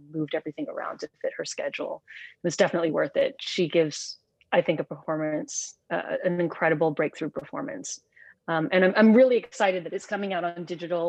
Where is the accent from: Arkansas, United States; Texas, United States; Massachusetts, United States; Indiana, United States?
Texas, United States; Lubbock; I grew up in Lubbock, Texas, and I was one of the only Filipino kids growing up there.